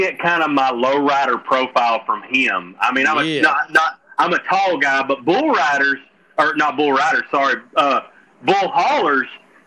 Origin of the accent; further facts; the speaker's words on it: Gurdon, Arkansas, United States; I'm from Gurdon, Arkansas. There's no city here. It's all backwoods.